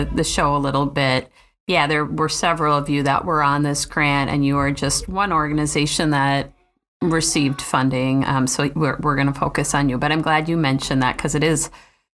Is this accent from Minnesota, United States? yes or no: yes; Minnesota, United States; As a Minnesotan